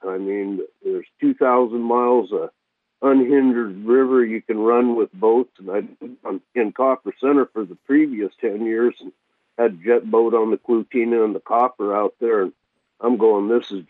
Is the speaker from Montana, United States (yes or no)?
yes; Western Montana, United States; moved away as an adult; now in Bethel, United States; I'm 68 years old. I grew up in Western Montana, graduated from high school, and then joined the Army and 1972, did a 2-year hitch